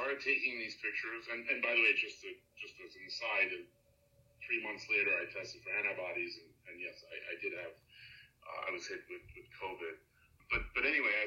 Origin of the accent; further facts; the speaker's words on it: Belgium; now in New York, United States; I was born in Europe.